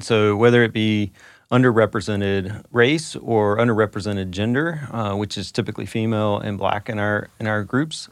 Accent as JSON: {"language": "English", "region": "North Carolina", "country": "United States", "tie": "born or raised there", "moved": "yes", "said": "Growing up in North Carolina, growing up an NC State fan"}